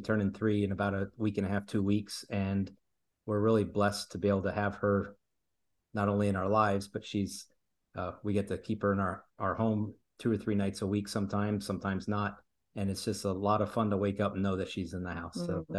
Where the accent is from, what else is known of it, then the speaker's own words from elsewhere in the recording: Brazil; also born or lived in Italy; Sure. I grew up in Italy and then in Brazil, and I distinctly remember being in the house in Brazil.